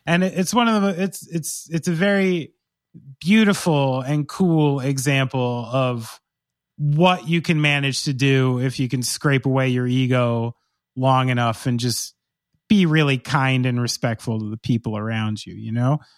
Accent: Somerville, New Jersey, United States; I was born in Somerville, New Jersey

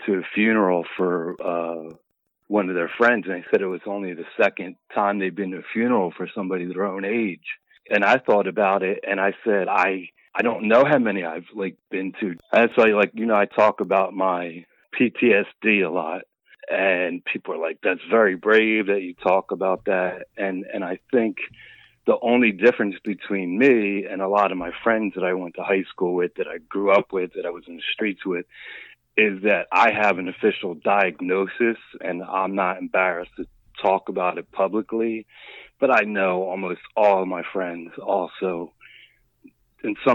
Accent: Philadelphia, Pennsylvania, United States; Philly, all 54 years in Philadelphia, born and raised

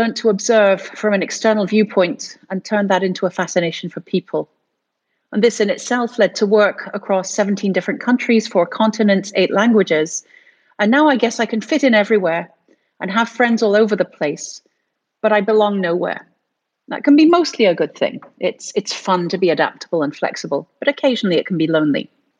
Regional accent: United States; I've spent my life from very, very young. I grew up in the States speaking three different languages.

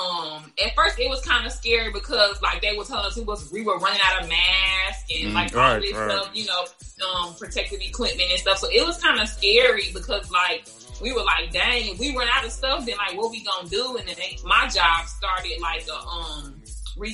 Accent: Chicago, Illinois, United States; moved away as an adult; also born or lived in Louisiana; I lived in Louisiana, which was like totally different because I'm from Chicago

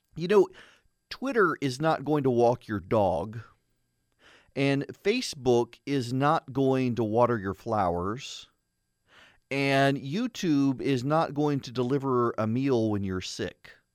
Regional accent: the South, United States; being from the South

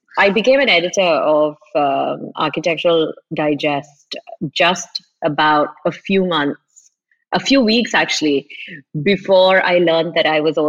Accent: Kerala, India; also born or lived in Middle East; So I am from Kerala, but I didn't grow up here. I grew up like a lot of Keralites in the Middle East.

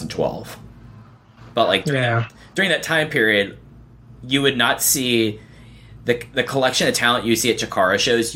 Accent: Dallas, Texas, United States; I grew up in Dallas-Fort Worth, Texas, where there was no indie scene

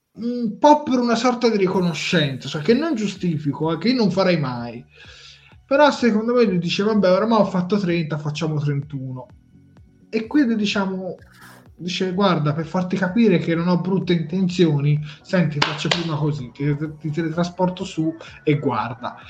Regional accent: Tuscany, Italy; noi siamo toscani

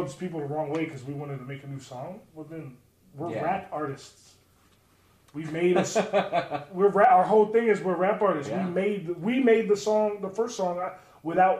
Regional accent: Baltimore, Maryland, United States; I grew up in Maryland, so as a kid, I used to go to MCW shows

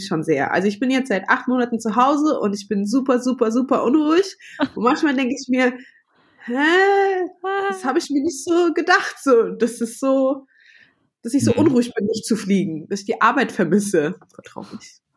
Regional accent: Frankfurt, Hesse, Germany; moved away as an adult; now in Vienna, Austria; wohne in Wien, aber meine Base sozusagen, also da, wo ich immer anfange zu arbeiten, ist München und bin eigentlich Frankfurterin

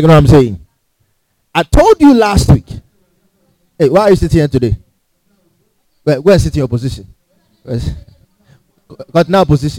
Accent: Ghana; we are from Ghana

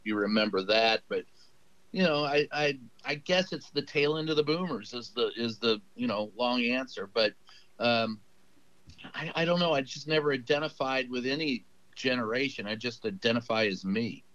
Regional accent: Louisville, Kentucky, United States; Louisville, Kentucky

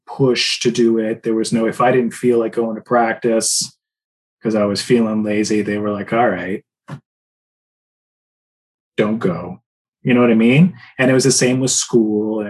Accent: Port Hope, Ontario, Canada; I spent a lot of my adolescence growing up in Port Hope, which is a small town about an hour east of Toronto

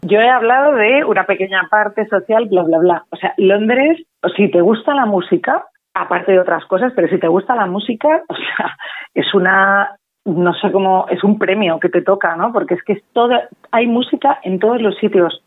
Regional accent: Madrid, Community of Madrid, Spain; also born or lived in London; Soy española, ¿de dónde? ¿De Barcelona? pues no, soy de Madrid

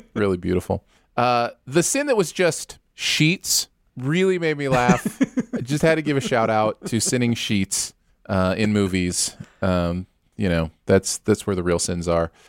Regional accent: Michigan, United States; growing up in Michigan

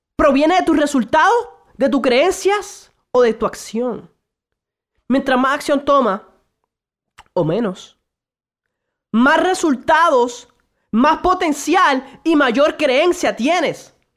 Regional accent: Puerto Rico; also born or lived in Santo Domingo, Dominican Republic; nací originalmente en República Dominicana, Santo Domingo, actualmente vivo en Puerto Rico

